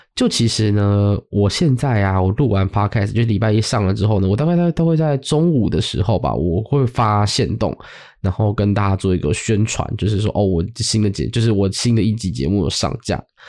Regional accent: Zhonghe, Yonghe, Banqiao, New Taipei, Taiwan; 回到中永和板桥这个地方

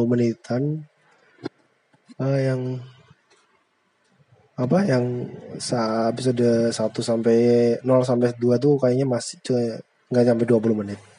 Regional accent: Brebes, Central Java, Indonesia; accent: Ngapak (northern); logatnya mirip-mirip aku aku kan dari Brebes dia dari Banyumas sama-sama ngapak cuma bedanya aku ngapak utara dia ngapak selatan

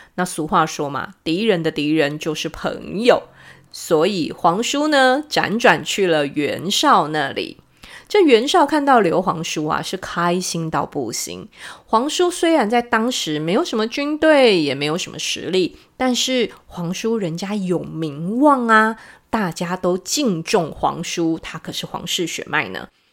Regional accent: Taiwan; 我们台湾话

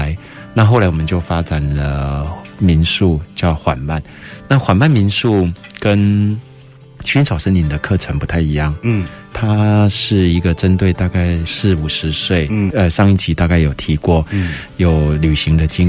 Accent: Taiwan; 我说那怎么办？我们台湾人去开，日本人会买单吗？

